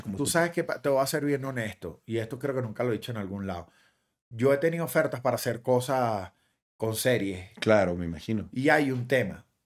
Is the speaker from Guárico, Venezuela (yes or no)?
no; Guatire, Miranda, Venezuela; born or raised there; moved away as an adult; also born or lived in Caracas; now in Miami, United States